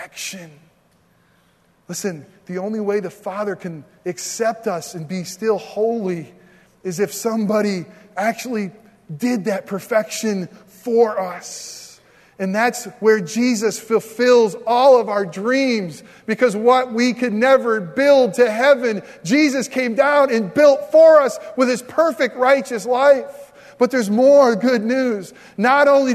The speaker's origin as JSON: {"language": "English", "country": "United States", "said": "we're Americans"}